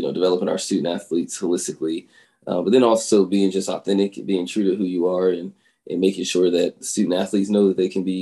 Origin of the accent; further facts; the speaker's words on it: Cincinnati, Ohio, United States; moved away as an adult; now in Kansas, United States; I'm from Cincinnati, Ohio, originally.